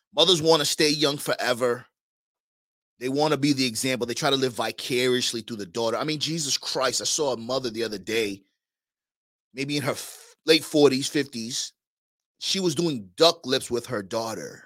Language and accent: English; New York, United States; moved away; I'm from New York originally